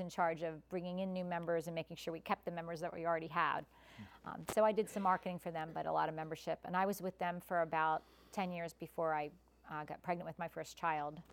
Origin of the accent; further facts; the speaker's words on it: United States; now in Malvern, United States; I grew up in Westchester